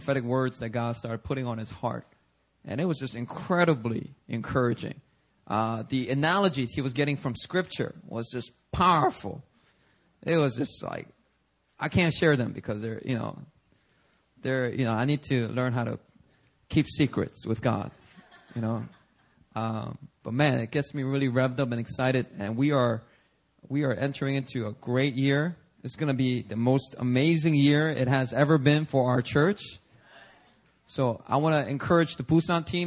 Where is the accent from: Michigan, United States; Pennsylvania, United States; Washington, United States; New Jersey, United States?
Pennsylvania, United States; Philadelphia; also born or lived in New York City, United States; now in Seoul, South Korea; when I was growing up in Philadelphia